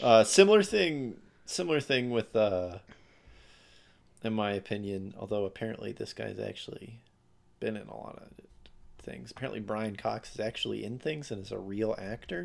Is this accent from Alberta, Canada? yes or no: yes; Alberta, Canada; I'm from Alberta